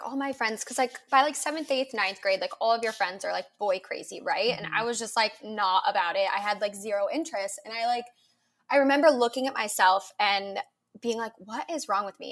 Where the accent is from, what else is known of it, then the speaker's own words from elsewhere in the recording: suburb outside of Cleveland, Ohio, United States; I grew up in an Ohio and like a suburb outside of Cleveland.